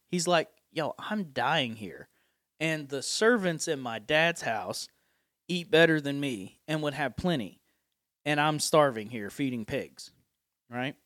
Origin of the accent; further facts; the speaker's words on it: Appalachia, United States; accent: Appalachian; my Appalachian accent